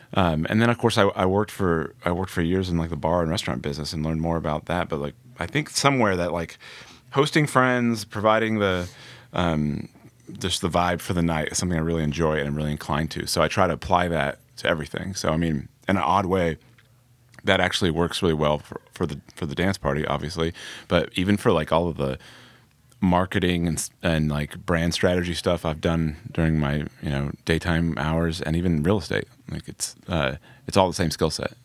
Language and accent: English; Indiana, United States; moved away; also born or lived in Atlanta, Georgia / New York; I grew up in the Midwest